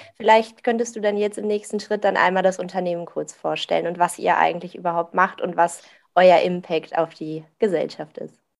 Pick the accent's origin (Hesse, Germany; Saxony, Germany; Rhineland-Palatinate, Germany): Rhineland-Palatinate, Germany; Vulkaneifel; ich komme auch so aus der Ecke Vulkaneifel